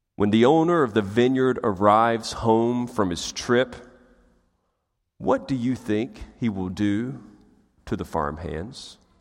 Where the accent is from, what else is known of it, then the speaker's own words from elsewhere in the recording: United States; as Americans